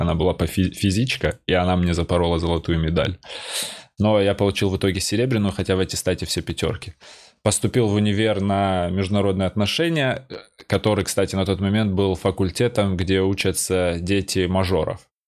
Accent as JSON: {"language": "Russian", "region": "North Ossetia–Alania", "country": "Russia", "also_born_or_lived": "Georgia", "moved": "as an adult", "lives_now": "Moscow, Russia", "said": "я грузин, который живет в Осетии"}